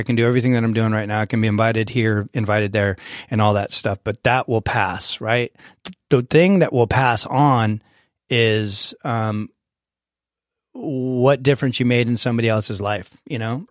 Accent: San Diego, California, United States; I was born and raised here in San Diego

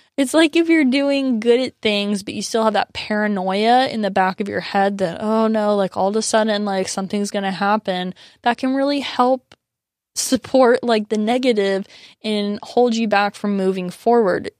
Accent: San Diego, California, United States; my roots are definitely like very firmly in San Diego. Like I consider myself very Southern Californian and, you know, really grew up in this culture

